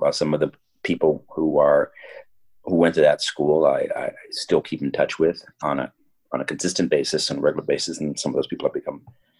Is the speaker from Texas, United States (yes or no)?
yes; San Antonio, Texas, United States; I grew up in San Antonio, Texas, went to Holy Cross High School when I was back in the 70s. Subsequently, I went to UTSA, University of San Antonio.